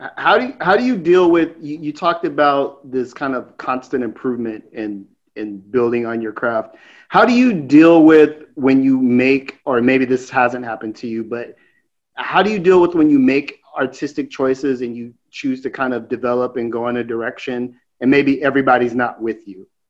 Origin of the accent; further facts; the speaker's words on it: West Coast, United States; me and Nate are, are, are, West Coast guys